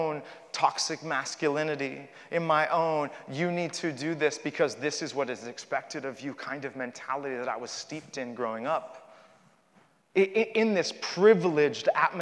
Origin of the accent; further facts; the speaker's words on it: Miami, Florida, United States; I was born in Miami, Florida